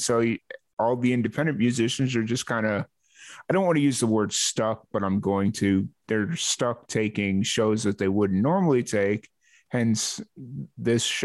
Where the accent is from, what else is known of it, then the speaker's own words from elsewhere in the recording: Chicago, Illinois, United States; moved away; I grew up in Chicago